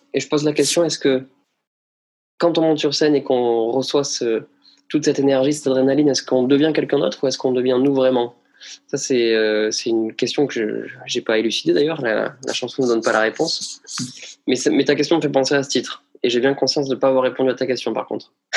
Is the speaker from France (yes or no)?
yes; Bagnères-de-Bigorre, Occitania, France; je suis né à Bagnères de Bigorre le 20 février 1988